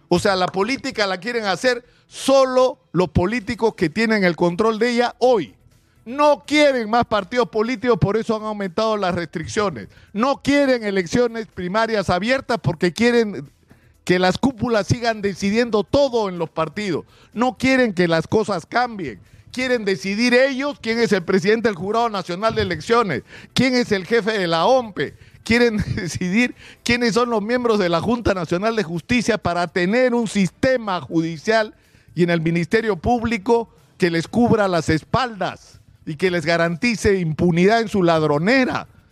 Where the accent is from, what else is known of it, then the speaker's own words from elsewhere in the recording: Peru; los salvadoreños como los peruanos estamos hartos de los políticos